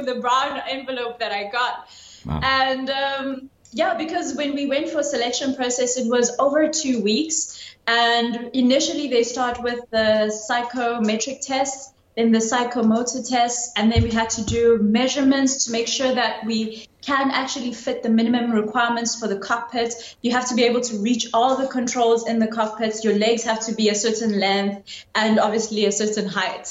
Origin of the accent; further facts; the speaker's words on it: Durban, KwaZulu-Natal, South Africa; When I was growing up in my hometown, I hardly ever saw anyone from the military.